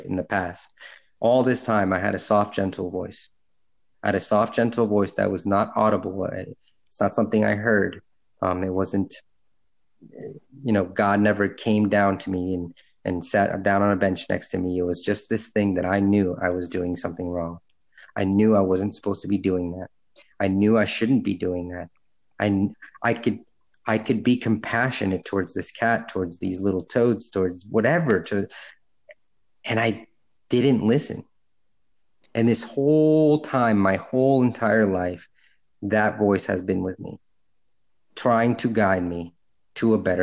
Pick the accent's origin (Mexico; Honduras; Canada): Honduras; moved away; I'm from Honduras